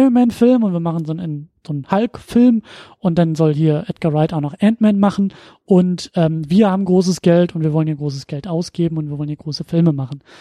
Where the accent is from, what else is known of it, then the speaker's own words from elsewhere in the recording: Husum, Schleswig-Holstein, Germany; moved away; in meiner Heimatstadt, Kleinstadt äh, in Husum